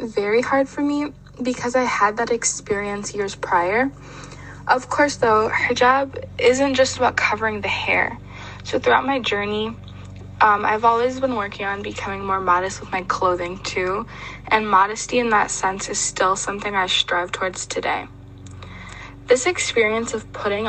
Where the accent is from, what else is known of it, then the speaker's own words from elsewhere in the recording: Michigan, United States; My mom is American and my dad is Nigerian, but for the most part, I was raised in the United States in Michigan